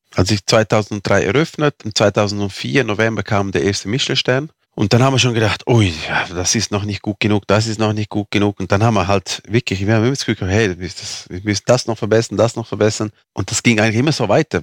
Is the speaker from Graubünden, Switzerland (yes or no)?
yes; Fürstenau, Graubünden, Switzerland; first language Romansh; German is a second language; in meiner Muttersprache, also unsere Muttersprache ist Rätoromanisch, das spricht man hier in dieser Region.